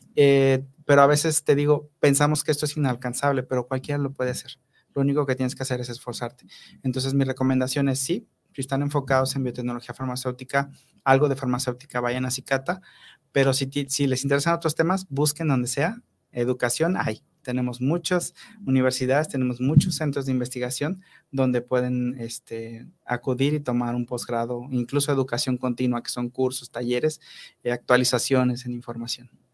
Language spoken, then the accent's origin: Spanish; Papantla, Veracruz, Mexico; moved away as an adult; also born or lived in Mexico City; now in Morelos, Mexico; yo soy de Veracruz, yo soy de Papantla, Veracruz, es un lugar muy pequeño